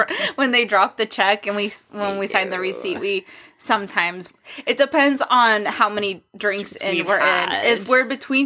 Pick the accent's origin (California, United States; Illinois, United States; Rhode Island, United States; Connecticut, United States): California, United States; Huntington Beach; now in Scottsdale, United States; I'm from California, right. Not LA. I'm from Huntington Beach.